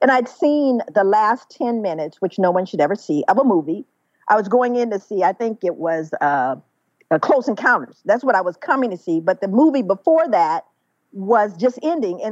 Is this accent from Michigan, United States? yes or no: no; Los Angeles, California, United States; feeling and seeing the struggles growing up in South Central Los Angeles